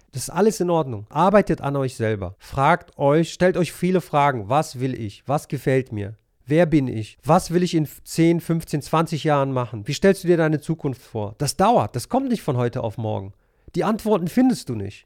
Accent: Monheim am Rhein, North Rhine-Westphalia, Germany; moved away as an adult; also born or lived in Helsinki, Finland / Poland; ich bin äh, in Monheim groß geworden. Mhm. Ich bin hier aufgewachsen.

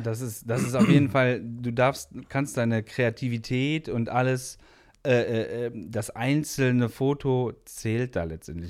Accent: Hilden, North Rhine-Westphalia, Germany; Ich komme aus Hilden

